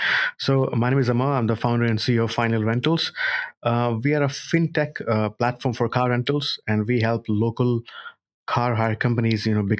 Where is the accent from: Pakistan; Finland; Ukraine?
Pakistan; Karachi, Sindh; moved away as an adult; now in Cardiff, United Kingdom; born and brought up in Karachi, Pakistan.